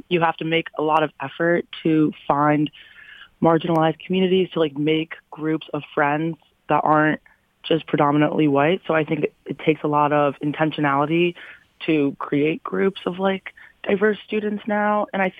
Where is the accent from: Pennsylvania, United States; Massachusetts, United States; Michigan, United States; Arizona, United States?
Michigan, United States; Troy; for me personally, I'm from Troy, Michigan, mm-hmm. so I went to Troy High.